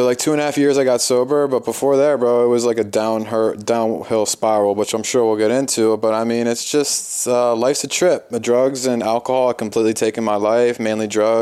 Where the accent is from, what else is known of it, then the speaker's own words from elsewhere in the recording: Philadelphia, Pennsylvania, United States; I'm from the East Coast, I'm from Philadelphia.